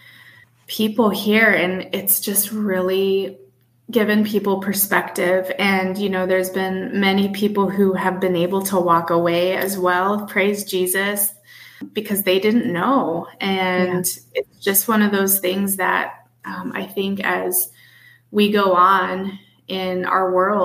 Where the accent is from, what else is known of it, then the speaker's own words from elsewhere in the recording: Midwest, United States; moved away as an adult; also born or lived in Chicago / Buffalo, New York; now in New Hampshire, United States; I live up in New England, New Hampshire, and you know, I come from the Midwest